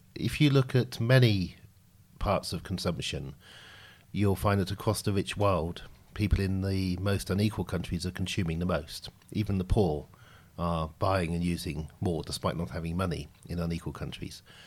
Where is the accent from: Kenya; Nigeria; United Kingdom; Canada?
United Kingdom; Oxfordshire, South East England; I grew up in Oxfordshire.